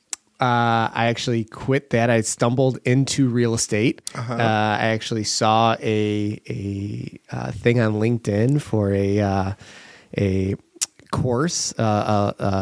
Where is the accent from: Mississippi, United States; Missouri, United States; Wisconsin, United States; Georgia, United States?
Wisconsin, United States; Kenosha; also born or lived in Milwaukee; Born and raised in Kenosha. Still live here now.